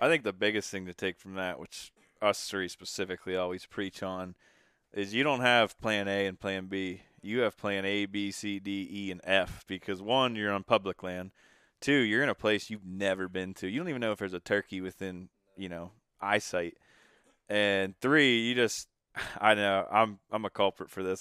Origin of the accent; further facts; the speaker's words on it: Pennsylvania, United States; We're from Pennsylvania.